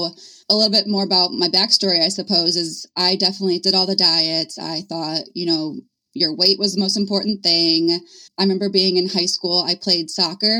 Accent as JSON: {"language": "English", "region": "Indiana", "country": "United States", "tie": "born or raised there", "said": "I was born and raised in Indiana."}